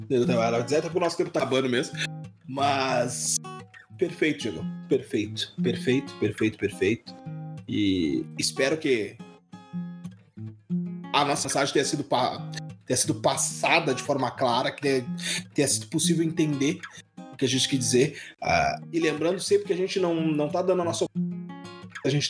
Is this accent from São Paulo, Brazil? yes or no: no; Rio de Janeiro, Brazil; eu sou carioca